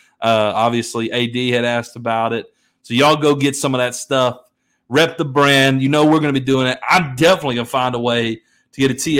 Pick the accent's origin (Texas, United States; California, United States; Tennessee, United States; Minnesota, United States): Tennessee, United States; Memphis; As you know, we're from Memphis.